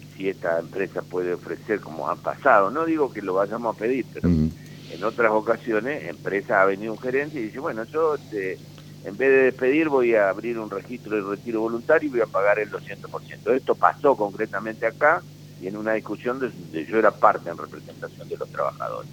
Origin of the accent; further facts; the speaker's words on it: Paraná, Entre Ríos, Argentina; somos vecinos de Paraná